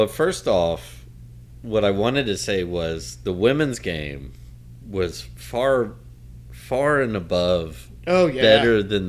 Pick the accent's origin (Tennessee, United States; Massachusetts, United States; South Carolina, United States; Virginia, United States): Tennessee, United States; growing up in Tennessee in the Pat Summitt years